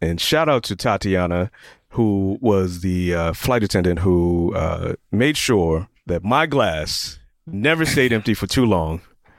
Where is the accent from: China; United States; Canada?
United States; Atlanta, Georgia; I'm from Atlanta